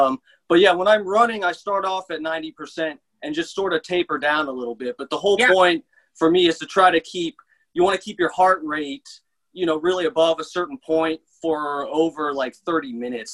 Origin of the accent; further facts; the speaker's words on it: Tampa, Florida, United States; also born or lived in Seffner, Florida; Pretty much in Tampa